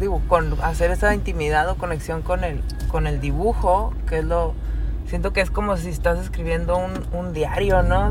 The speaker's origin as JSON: {"language": "Spanish", "town": "Mexicali", "region": "Baja California", "country": "Mexico", "also_born_or_lived": "Tijuana", "said": "soy de Mexicali, ...nací en DF"}